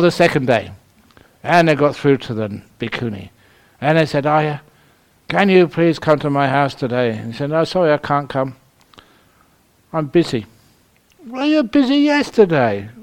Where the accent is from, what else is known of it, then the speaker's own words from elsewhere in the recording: London, United Kingdom; I was born in London. Ethical. Actually, I was brought up in the bush. Shepherd's bush.